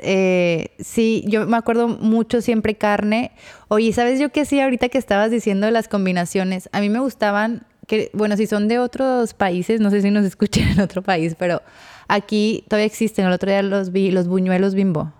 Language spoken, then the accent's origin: Spanish; Torreón, Coahuila, Mexico; yo que soy de Torreón